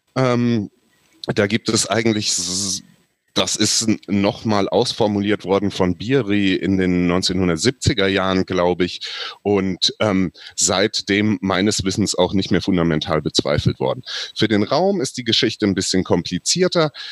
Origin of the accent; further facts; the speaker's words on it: Southern Hesse, Germany; Südhessen meine Heimat ist